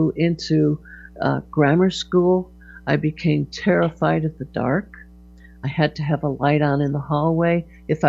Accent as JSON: {"language": "English", "town": "Hartford", "region": "Connecticut", "country": "United States", "tie": "born or raised there", "said": "I was born in Hartford, Connecticut. I was a Connecticut Yankee"}